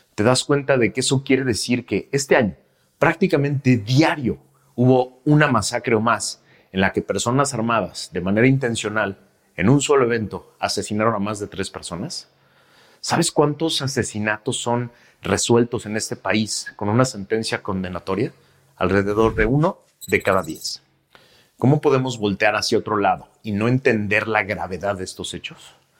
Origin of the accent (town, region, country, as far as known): Mexico